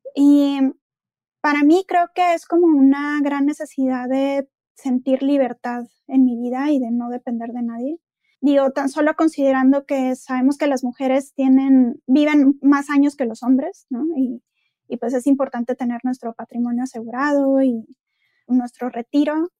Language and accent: Spanish; Monterrey, Nuevo León, Mexico; soy de Monterrey, estudié en el CEDIM